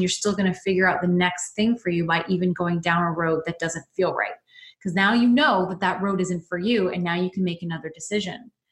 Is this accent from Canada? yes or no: yes; London, Ontario, Canada; my hometown, which is London, Ontario